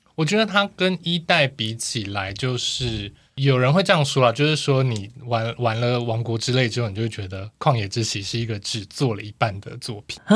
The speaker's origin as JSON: {"language": "Chinese", "region": "Tainan", "country": "Taiwan", "tie": "born or raised there"}